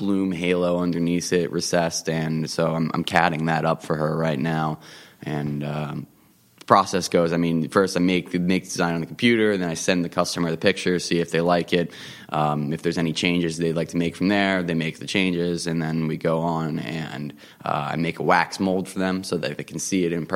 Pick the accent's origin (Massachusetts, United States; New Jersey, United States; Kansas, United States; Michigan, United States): New Jersey, United States; Harbourton; also born or lived in Lawrenceville, New Jersey; I grew up actually right in Harborton, so I'm like right up the hill. I used to bike up down here in Lambertville all the time when I was growing up